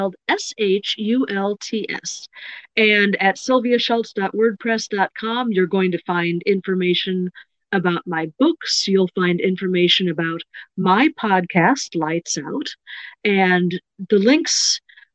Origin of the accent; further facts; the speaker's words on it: Chicago, Illinois, United States; I grew up in the Chicago suburbs